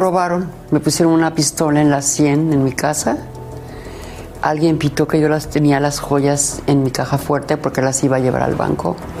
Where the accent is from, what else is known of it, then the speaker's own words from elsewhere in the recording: León, Guanajuato, Mexico; soy de León, Guanajuato